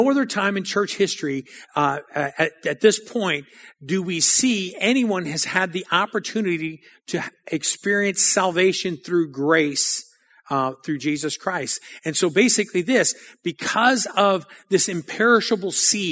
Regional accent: New Orleans, Louisiana, United States; I grew up on the West Bank of New Orleans

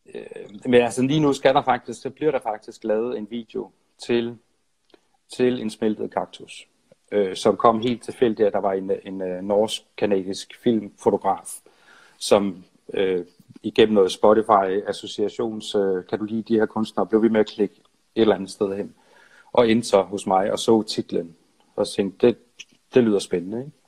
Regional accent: Nyborg, Southern Denmark, Denmark; moved away as an adult; also born or lived in Odense / Copenhagen; jeg er fra Nyborg og flyttede ja. til København

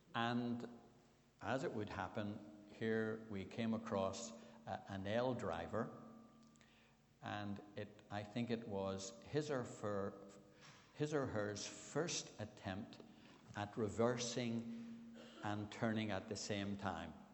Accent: Belfast, Northern Ireland, United Kingdom; I was brought up on the Shore Road, North Belfast

